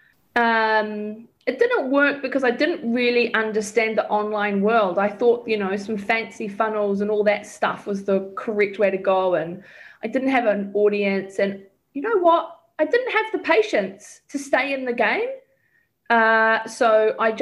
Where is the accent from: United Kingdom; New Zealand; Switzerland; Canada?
New Zealand; also born or lived in Australia; when I was selling mortgages as a New Zealander in Australia